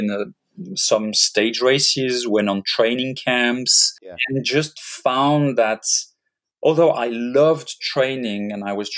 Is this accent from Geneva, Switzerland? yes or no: yes; Geneva, Switzerland; I was born in Switzerland, in Geneva, grew up by the Lake of Geneva, very, you know, average life as a Swiss kid